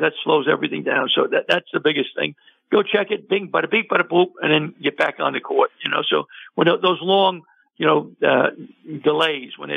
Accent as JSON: {"language": "English", "town": "New York City", "region": "New York", "country": "United States", "said": "I'm from New York City"}